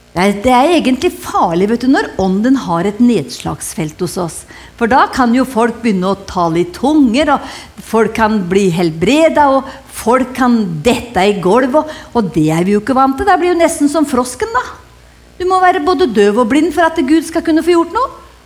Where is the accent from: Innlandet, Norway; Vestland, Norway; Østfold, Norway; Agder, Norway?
Innlandet, Norway; Hedmarken; jeg kommer fra Hedmarken, og vi har lært oss å kjenne lusa på ganga